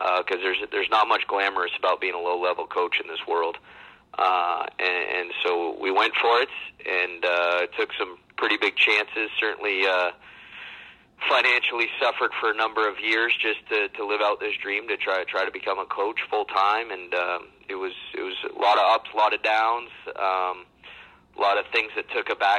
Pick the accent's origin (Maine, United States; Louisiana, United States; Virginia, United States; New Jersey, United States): Maine, United States; I grew up in the middle of nowhere, Maine